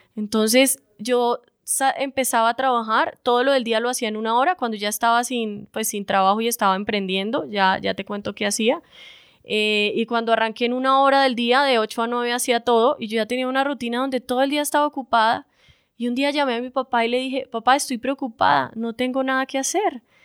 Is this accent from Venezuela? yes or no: no; Bucaramanga, Santander, Colombia; moved away; also born or lived in Bogotá; soy de Bucaramanga